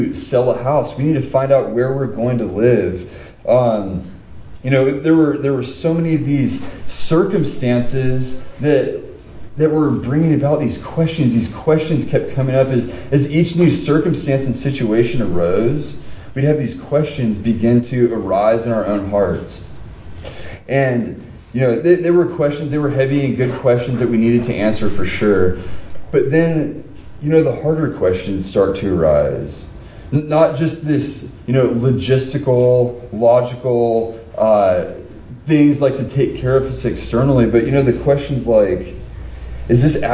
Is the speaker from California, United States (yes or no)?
yes; Southern California, United States; being born and raised in Southern California